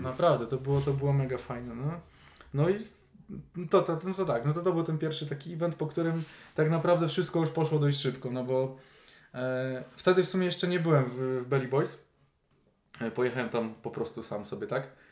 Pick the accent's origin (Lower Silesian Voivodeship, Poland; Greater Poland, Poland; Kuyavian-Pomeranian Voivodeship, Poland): Greater Poland, Poland; Poznań; jesteśmy wszyscy z Poznania